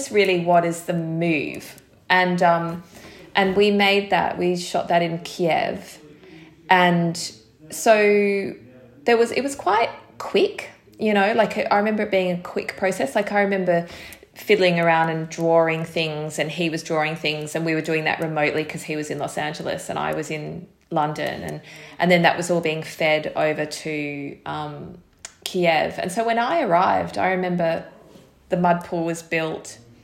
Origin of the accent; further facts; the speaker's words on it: Australia; moved away as an adult; now in United Kingdom; as an Australian who had not really spent much time in this country